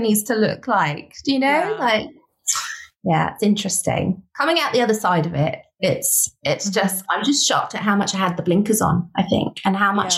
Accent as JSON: {"language": "English", "country": "United Kingdom", "said": "We're British"}